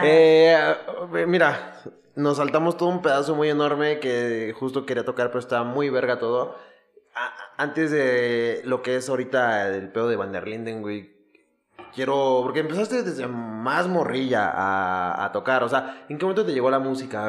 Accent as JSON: {"language": "Spanish", "town": "Ecatepec", "region": "State of Mexico", "country": "Mexico", "said": "yo iba a la escuela en Aragón y obviamente me tocaban las fiestas verga de Musquis. Pero yo soy de Catepec."}